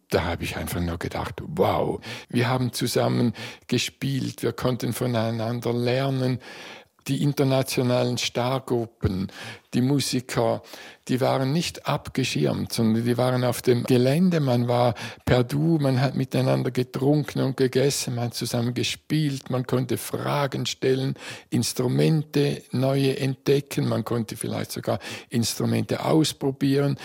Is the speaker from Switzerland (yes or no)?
yes; Eastern Switzerland, Switzerland; Ich bin ja aus der Ostschweiz